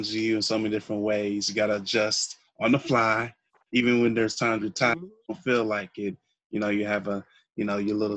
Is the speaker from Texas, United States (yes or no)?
yes; Texas, United States; we are from Texas